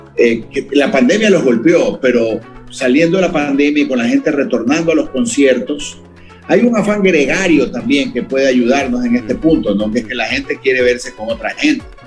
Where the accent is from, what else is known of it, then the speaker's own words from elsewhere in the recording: the Ecuadorian coast, Ecuador; somos costeños